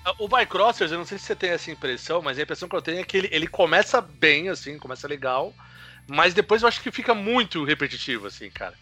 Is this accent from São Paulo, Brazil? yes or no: yes; São Paulo, Brazil; E a gente é de São Paulo